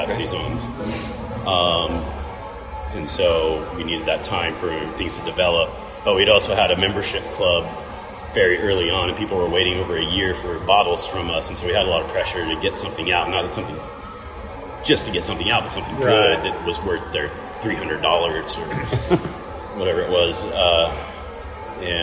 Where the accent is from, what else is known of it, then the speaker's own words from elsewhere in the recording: Ventura, California, United States; also born or lived in Eugene, Oregon; I'm from Ventura